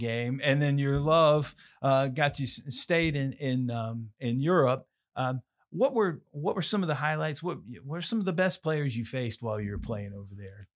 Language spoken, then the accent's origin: English; Salisbury, North Carolina, United States; I grew up in Salisbury